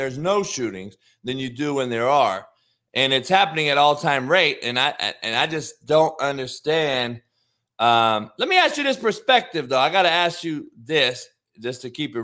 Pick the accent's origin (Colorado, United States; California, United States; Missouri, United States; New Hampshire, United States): California, United States; Compton; growing up in Compton, being around nothing but killers, dope dealers, and athletes